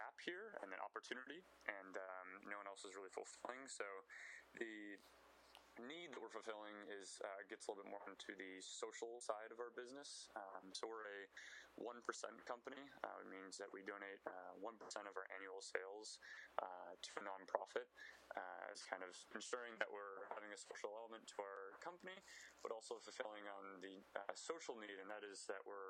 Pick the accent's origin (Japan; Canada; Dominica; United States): United States; Wisconsin; growing up in Wisconsin